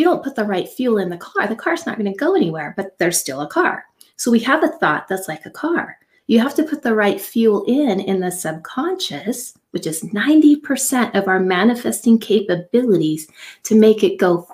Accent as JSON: {"language": "English", "area": "Silicon Valley", "region": "California", "country": "United States", "tie": "born or raised there", "said": "I grew up in Silicon Valley"}